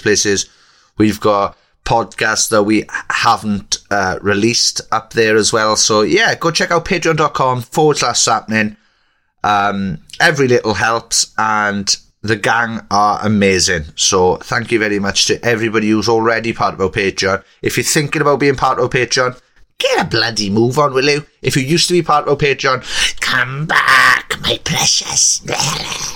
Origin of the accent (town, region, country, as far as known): Welsh, Wales, United Kingdom